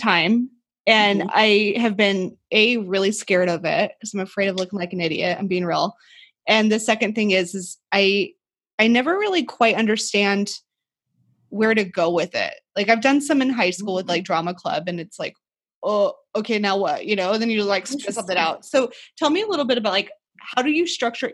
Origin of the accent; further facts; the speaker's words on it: Burley, Idaho, United States; I grew up in Burley